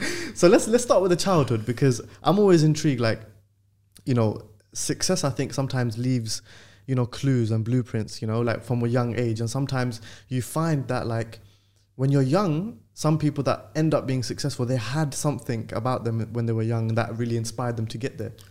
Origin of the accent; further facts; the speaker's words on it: London, United Kingdom; being from London